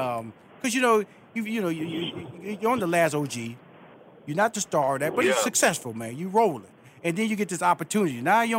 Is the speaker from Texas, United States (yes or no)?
yes; Houston, Texas, United States; It was so funny because I'm from Houston, Texas. I'm from Fifth Ward. Fifth Ward is a black community.